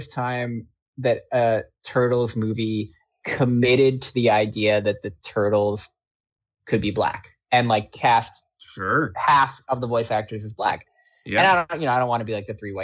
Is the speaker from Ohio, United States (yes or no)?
no; Long Island, New York, United States; I'm from Long Island. I spent my childhood as a New York kid